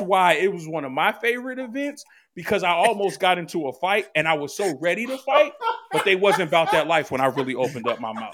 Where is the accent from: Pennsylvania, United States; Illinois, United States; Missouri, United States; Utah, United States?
Pennsylvania, United States; Philadelphia; moved away as an adult; now in New Jersey, United States; I was born and raised in Philly